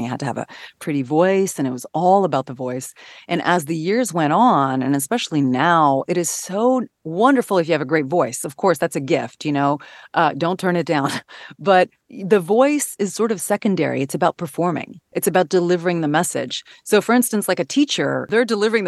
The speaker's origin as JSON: {"language": "English", "country": "Canada", "moved": "yes", "lives_now": "United States", "said": "I'm originally from Canada"}